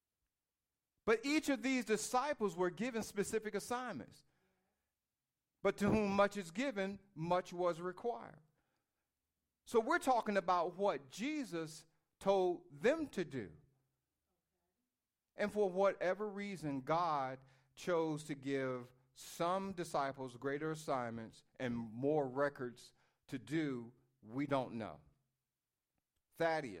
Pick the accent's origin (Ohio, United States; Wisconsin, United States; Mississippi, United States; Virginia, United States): Virginia, United States; I was born in Virginia